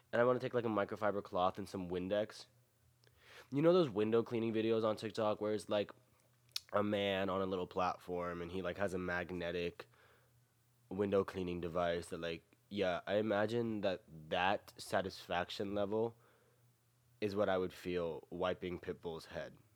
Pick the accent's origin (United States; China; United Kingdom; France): United States; the South; I am born and raised in the South